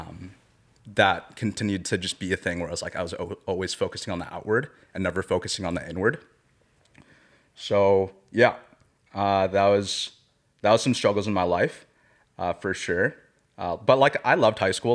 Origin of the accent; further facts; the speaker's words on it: Surrey, British Columbia, Canada; I was raised in Surrey, B C, not too far from here in Langley